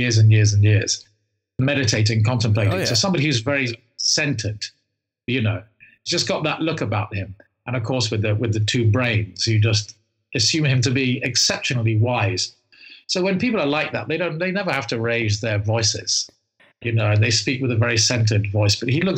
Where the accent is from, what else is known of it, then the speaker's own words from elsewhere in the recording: England, United Kingdom; as an Englishman